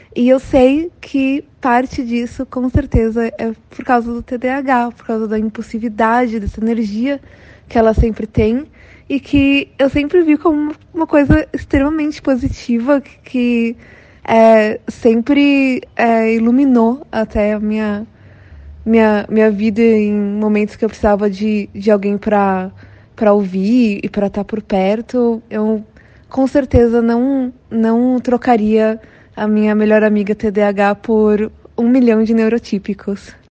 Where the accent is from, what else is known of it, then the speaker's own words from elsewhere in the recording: São Paulo, Brazil; eu sou de São Paulo